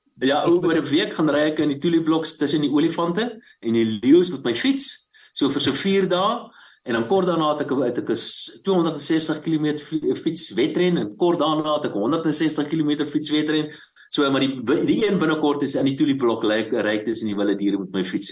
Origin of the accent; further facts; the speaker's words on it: Bela-Bela, Limpopo, South Africa; Ek is gebore in Warmbad, uh in die destyds in Noord-Transvaal